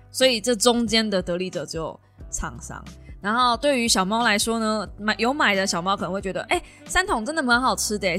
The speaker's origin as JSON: {"language": "Chinese", "region": "Kaohsiung", "country": "Taiwan", "said": "就身为高雄人"}